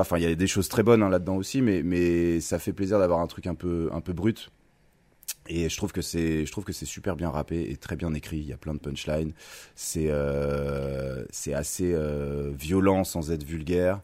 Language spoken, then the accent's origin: French; Thonon-les-Bains, Auvergne-Rhône-Alpes, France; je suis né en 1984 à Tonon-les-Bains